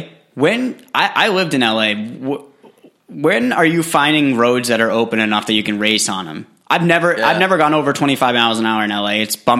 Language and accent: English; New Hampshire, United States; I'm from New Hampshire